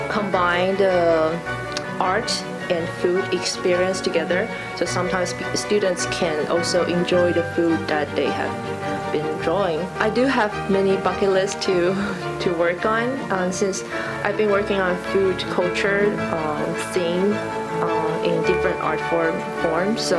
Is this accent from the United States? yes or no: no; Taiwan; even I'm from Taiwan.